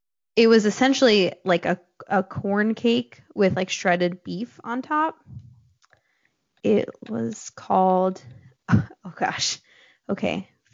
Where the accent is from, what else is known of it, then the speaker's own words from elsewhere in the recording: New Jersey, United States; accent: New Jersey; it's my New Jersey accent.